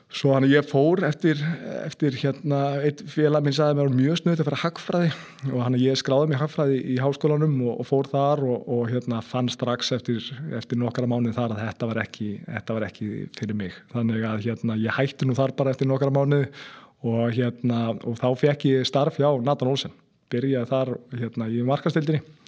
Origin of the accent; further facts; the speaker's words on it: Seltjarnarnes, Capital Region, Iceland; ég er alveg upp á Seljarnösunu og hérna, já, bara fættist og, og uppalinn þar.